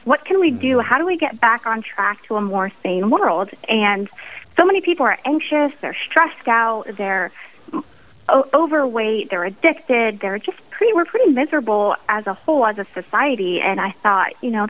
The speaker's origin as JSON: {"language": "English", "region": "central Pennsylvania", "country": "United States", "tie": "born or raised there", "also_born_or_lived": "Dallas, Texas / Idaho", "said": "Well, I am from central Pennsylvania. I grew up here."}